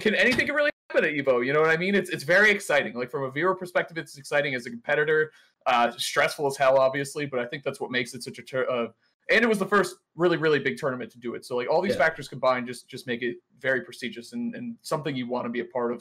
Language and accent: English; Boston, Massachusetts, United States; I'm from Boston